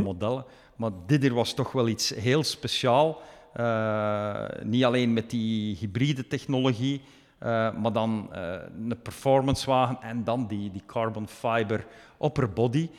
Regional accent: Belgium; moved away as an adult; also born or lived in Chengdu, China; now in Chongqing, China; Ik ben zelf product van België.

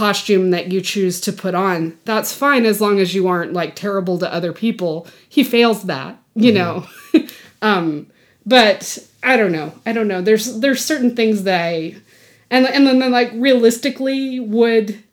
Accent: Texas, United States; I grew up in Texas

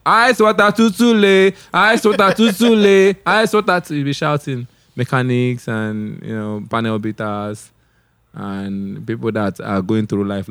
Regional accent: Onitsha, Anambra, Nigeria; I was born in Onitsha.

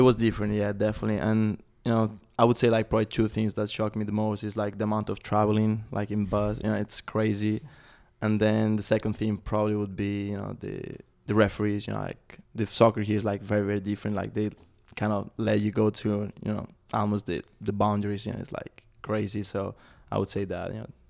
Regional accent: Spain; now in Chattanooga, United States; I was growing up in Spain

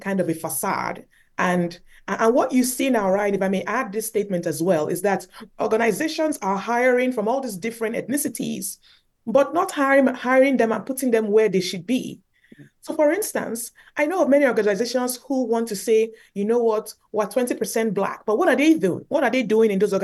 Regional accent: Nigeria; moved away as an adult; now in Canada; growing up in Nigeria

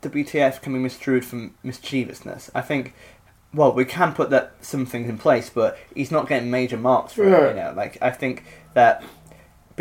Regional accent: Richmond, United Kingdom; in Richmond, doing my hometown special.

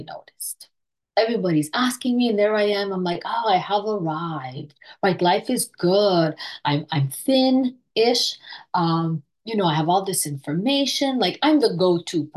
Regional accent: Montreal, Quebec, Canada; I am from Montreal, Canada

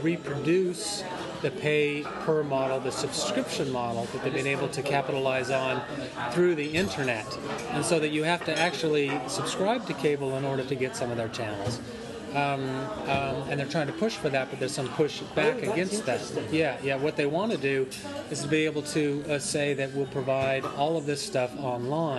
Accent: Denver, Colorado, United States; moved away; I grew up in Denver, Colorado, in a middle-class, lower-middle-class neighborhood

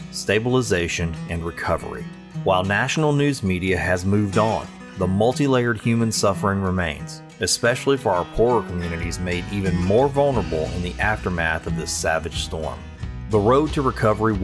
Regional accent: Sulphur, Louisiana, United States; Sulphur, Louisiana, my hometown and the place where I produce Find the Good News

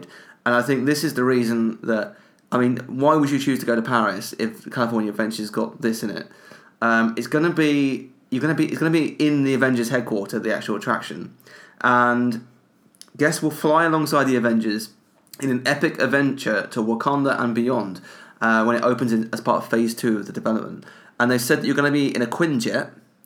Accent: United Kingdom; as a British person

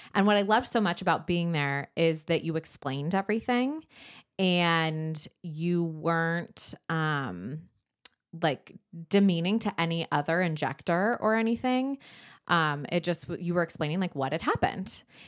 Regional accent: San Diego, California, United States; moved away; I grew up in San Diego.

